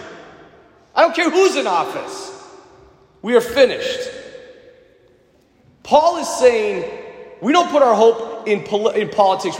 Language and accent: English; United States; I'm an American.